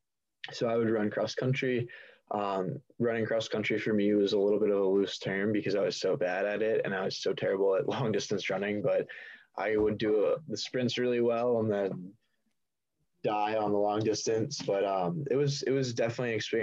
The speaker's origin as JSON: {"language": "English", "town": "Timonium", "region": "Maryland", "country": "United States", "tie": "born or raised there", "said": "we grew up in the Baltimore area"}